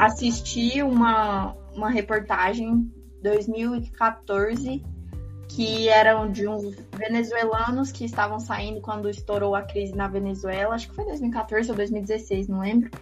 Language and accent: Portuguese; Goiás, Brazil; Eu tenho 20 anos, eu sou goiana